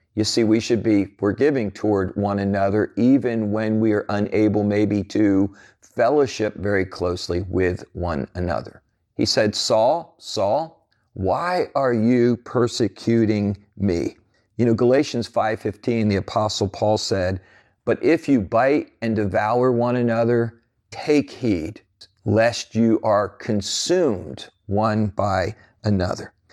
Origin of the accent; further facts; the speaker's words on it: New Jersey, United States; growing up as a teenager in New Jersey